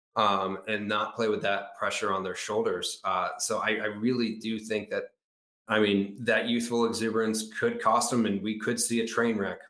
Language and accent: English; United States; We're we're American